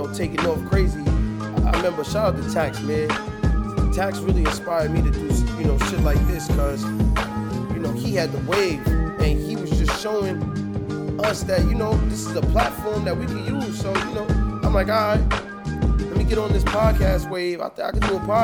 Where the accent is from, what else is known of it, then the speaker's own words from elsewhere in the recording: New York City, New York, United States; I'm from Brooklyn